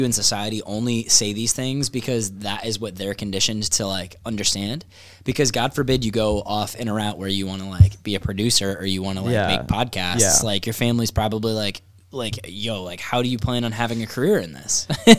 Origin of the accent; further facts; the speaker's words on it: New York, United States; I'm from New York too.